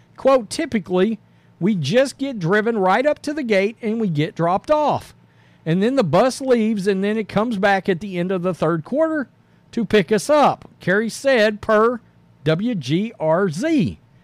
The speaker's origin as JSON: {"language": "English", "region": "the South", "country": "United States", "said": "we're from the South"}